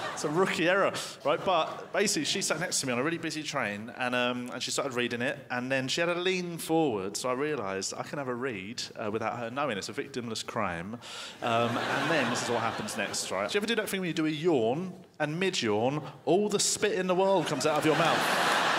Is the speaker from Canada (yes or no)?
no; United Kingdom; I'm British